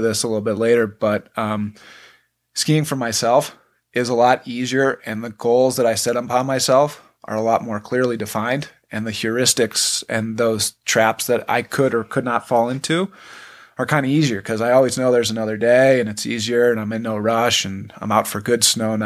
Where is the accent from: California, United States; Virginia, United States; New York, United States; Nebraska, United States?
New York, United States; Buffalo; moved away as an adult; I'm originally from Buffalo, New York. I grew up skiing